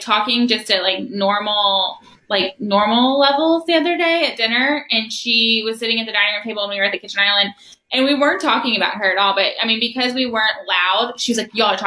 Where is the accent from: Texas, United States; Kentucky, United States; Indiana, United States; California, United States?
Kentucky, United States; Louisville; I grew up on Frankfort Avenue in Crescent Hill